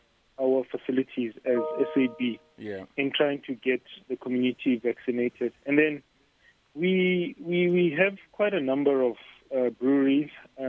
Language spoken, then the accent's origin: English; North West, South Africa; accent: Northwest swag; I'm from the Northwest. I am from the North.